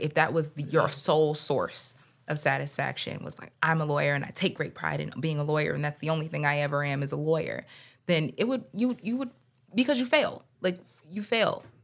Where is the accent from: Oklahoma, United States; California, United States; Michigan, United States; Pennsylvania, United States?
Michigan, United States; Detroit; now in Philadelphia, United States; we're from Detroit originally